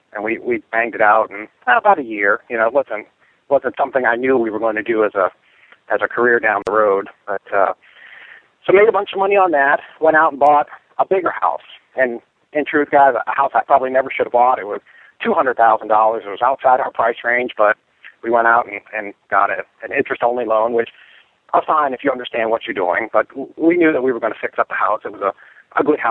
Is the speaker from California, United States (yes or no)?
no; Boston, Massachusetts, United States; moved away as an adult; also born or lived in Florida / Orlando; now in Chattanooga, United States; I was originally from Boston, of course. Moved to Florida back in 1993